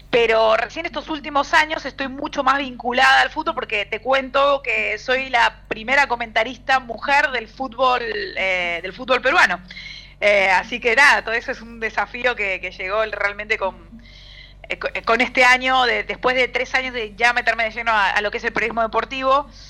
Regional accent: Argentina; accent: Argentine; Nosotros tenemos un acento muy marcado, muy fuerte.

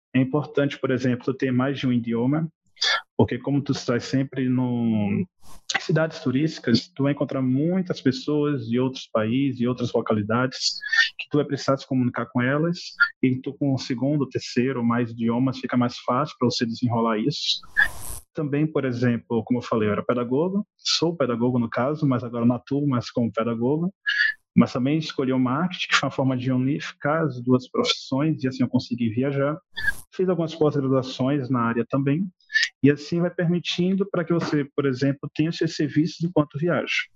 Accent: Olinda, Pernambuco, Brazil; moved away as an adult; also born or lived in Natal, Rio Grande do Norte; Sou de Olinda, Pernambuco, natural, mas com os meus 18, 19 anos eu comecei a trabalhar em Natal, no Rio Grande do Norte

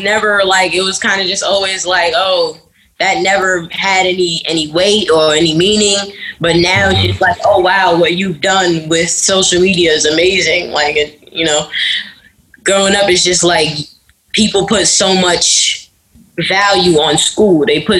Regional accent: New York City, New York, United States; I'm from New York City.

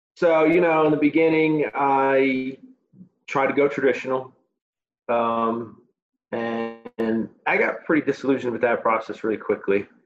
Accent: Chicago, Illinois, United States; moved away; my hometown of Chicago

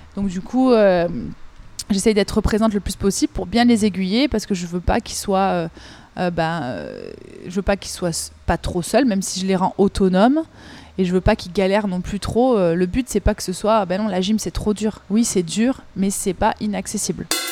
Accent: Avignon, Provence-Alpes-Côte d'Azur, France; also born or lived in Marseille; je suis revenue aux sources chez moi, à Avignon, dans le sud de la France

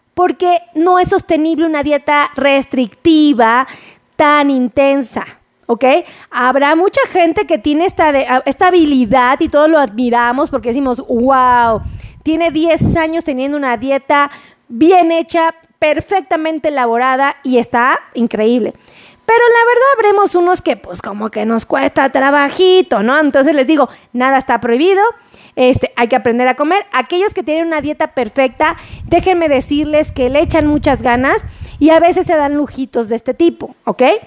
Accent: Mexico; como buen mexicano

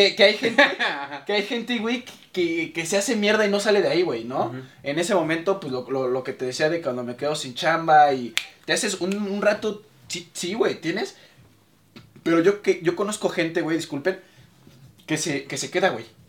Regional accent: Mexico City, Mexico; soy orgullosamente mexicano

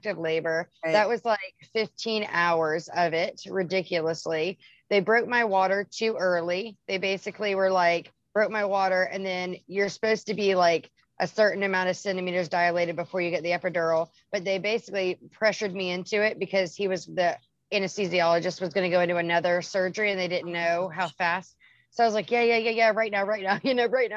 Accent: Charleston, South Carolina, United States; I'm from South Carolina, Charleston, South Carolina.

